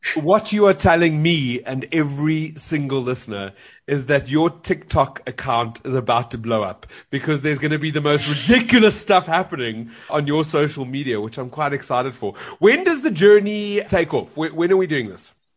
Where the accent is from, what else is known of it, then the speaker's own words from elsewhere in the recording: South Africa; I'm South African